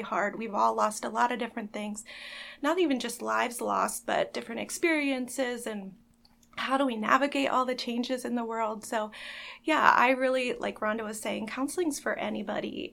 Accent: Elizabethtown, Pennsylvania, United States; I am also from Elizabethtown and kind of just ended up staying here.

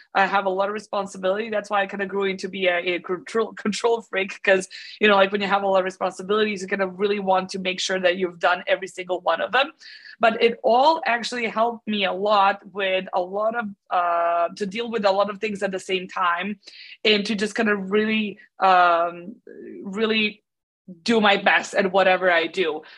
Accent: Belgrade, Serbia; So I'm born and raised in Belgrade in Serbia

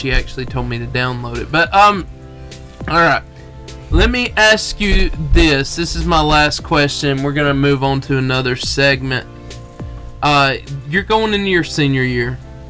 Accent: Arab, Alabama, United States; I'm from Arab. These guys are from Arab.

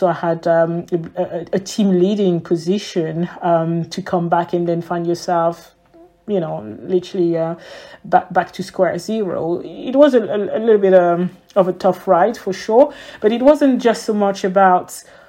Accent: Ethiopia; English is a second language; I was raised in Ethiopia, so English was pretty much around me.

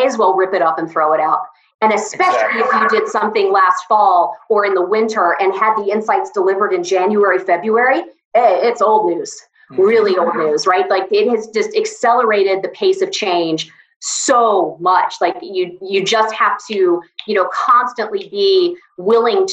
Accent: Atlanta, Georgia, United States; a girl who grew up, born and raised in Atlanta

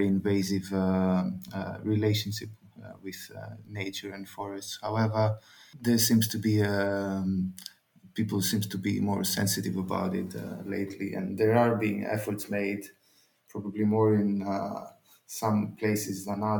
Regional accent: northern Greece, Greece; my hometown is in the mountains of northern Greece

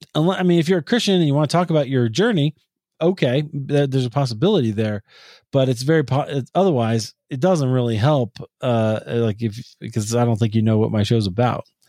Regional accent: Des Moines, Iowa, United States; my hometown of Des Moines, Iowa

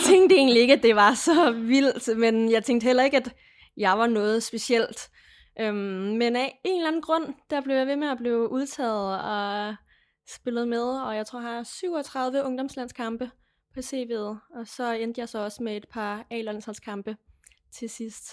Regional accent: Lemvig, Central Denmark Region, Denmark; boede stadigvæk hjemme i Lemvi

